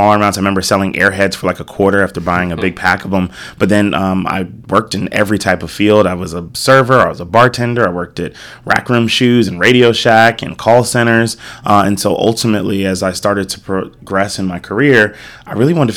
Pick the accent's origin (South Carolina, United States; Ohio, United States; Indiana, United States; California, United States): South Carolina, United States; moved away as an adult; also born or lived in New York City; now in Austin, United States; I was born in New York City, but raised in South Carolina.